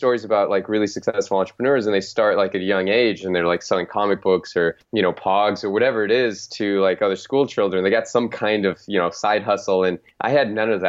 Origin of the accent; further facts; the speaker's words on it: Phoenix, Arizona, United States; my hometown called the Phoenix Suns